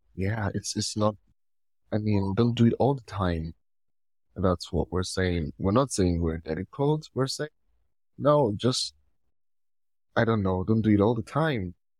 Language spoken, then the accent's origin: English; Nigeria; I'm from Nigeria